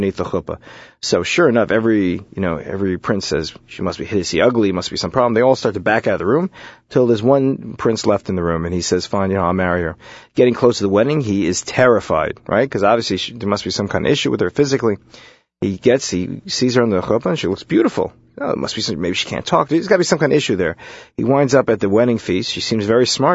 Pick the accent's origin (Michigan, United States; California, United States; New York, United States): New York, United States; New York City; I grew up in Brooklyn